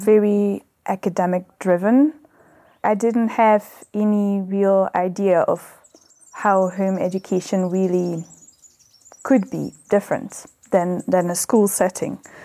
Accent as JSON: {"language": "English", "country": "Belgium", "tie": "born or raised there", "moved": "as an adult", "lives_now": "South Africa", "said": "I was born in Belgium."}